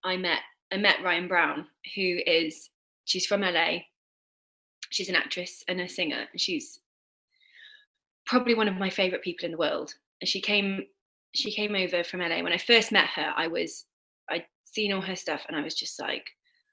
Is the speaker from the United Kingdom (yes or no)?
yes; United Kingdom; I'm British and I have British sense of humour